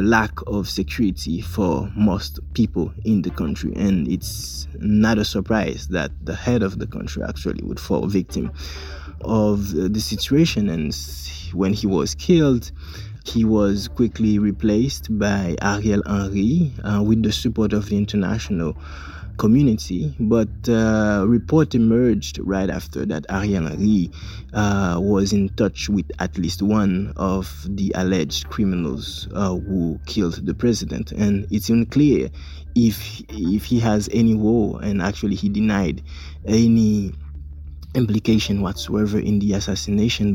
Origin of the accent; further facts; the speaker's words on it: Jérémie, Grand'Anse, Haiti; Jeremy, for instance, which is my hometown where I was born